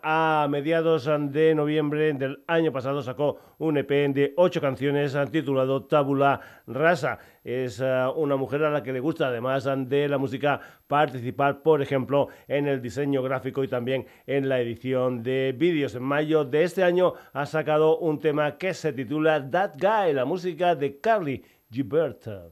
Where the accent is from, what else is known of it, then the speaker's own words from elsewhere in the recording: Extremadura, Spain; soy extremeño y que me encanta meter gente de mi tierra